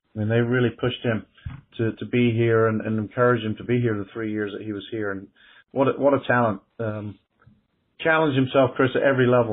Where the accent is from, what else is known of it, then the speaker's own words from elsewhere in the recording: England, United Kingdom; now in Greenville, United States; I come from England, too, and that's what I grew up around.